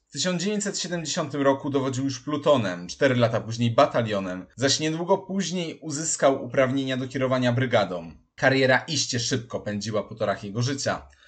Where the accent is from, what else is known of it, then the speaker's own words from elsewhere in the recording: Poland; dla nas Polaków